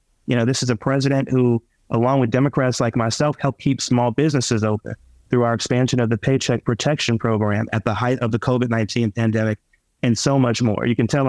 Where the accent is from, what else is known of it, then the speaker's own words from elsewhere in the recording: Rockland County, New York, United States; I grew up poor in Rockland County